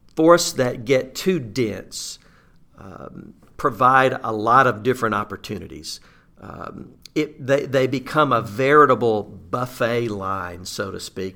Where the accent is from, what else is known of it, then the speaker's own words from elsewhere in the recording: Southeast Arkansas, United States; I grew up in Southeast Arkansas, rice and duck country.